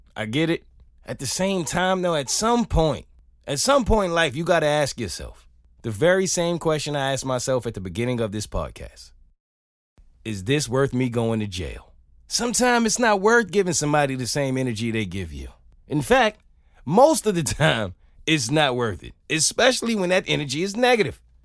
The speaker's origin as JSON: {"language": "English", "town": "New York City", "region": "New York", "country": "United States", "tie": "born or raised there", "said": "I grew up in New York City."}